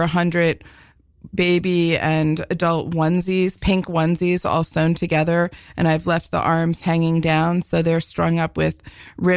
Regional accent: Sea Cliff, New York, United States; I grew up on Long Island in Seacliff, which is on the North Shore in the township of Oyster Bay.

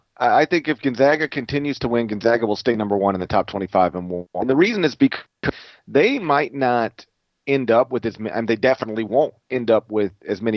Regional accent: Memphis, Tennessee, United States; now in Hernando, United States; I would say I'm from Memphis, because though I live technically in Mississippi, my community is just a suburb of Memphis. It just happens to be over the state line. It is Hernando, Mississippi.

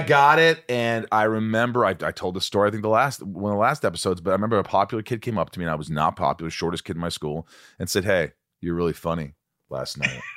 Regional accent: Indiana, United States; also born or lived in New York; I was born in New York, but I grew up in Indiana, small town in Indiana from the time I was eight on

